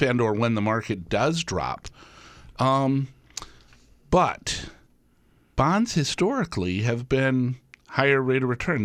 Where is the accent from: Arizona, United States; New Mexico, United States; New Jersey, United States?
Arizona, United States; Tucson; now in Wisconsin, United States; I grew up in Tucson, Arizona, and we had snowbirds all around.